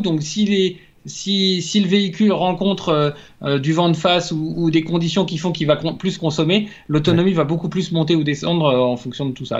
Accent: France; en tant que Français

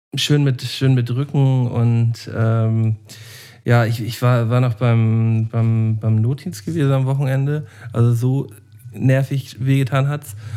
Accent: Germany; als echter Deutscher

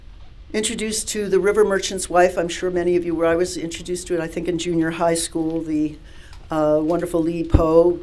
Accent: New York City, New York, United States; I was growing up in Manhattan

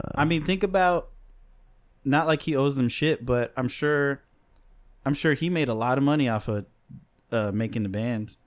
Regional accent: Chicago, Illinois, United States; I'm from Chicago

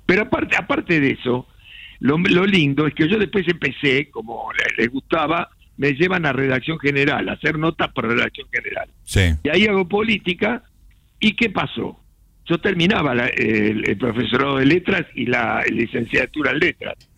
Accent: Buenos Aires, Argentina; yo nací en San Telmo, en una casona de San Telmo

